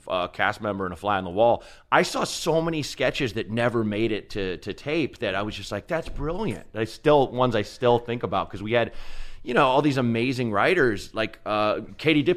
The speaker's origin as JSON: {"language": "English", "town": "Portland", "region": "Oregon", "country": "United States", "tie": "born or raised there", "also_born_or_lived": "Chicago / Los Angeles", "moved": "yes", "said": "Grew up in Portland, Oregon"}